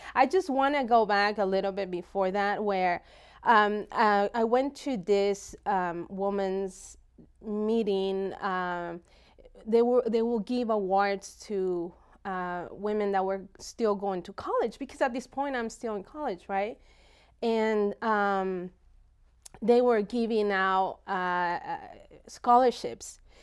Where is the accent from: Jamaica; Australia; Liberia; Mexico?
Mexico; moved away; I grew up in Mexico